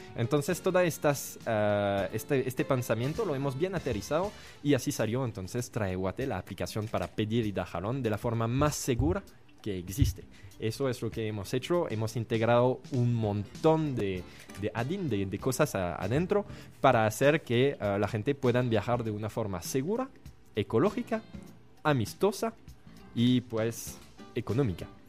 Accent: France; Spanish is a second language; moved away as an adult; now in Guatemala; soy francés, pensé, soy joven

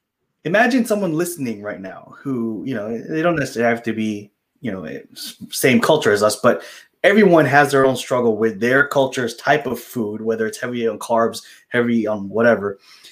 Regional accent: Philippines; I'm Filipino, right?

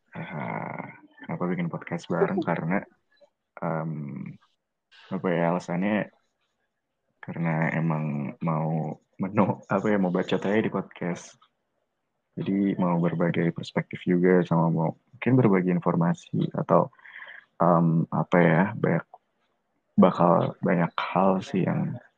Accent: Ciputat, Banten, Indonesia; Iya, gue dari Ciputat, terus 21 tahun.

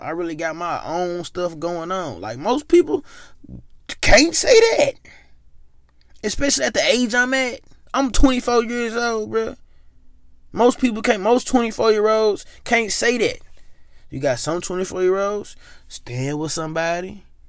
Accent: Memphis, Tennessee, United States; moved away as an adult; now in Ohio, United States; I am from Memphis

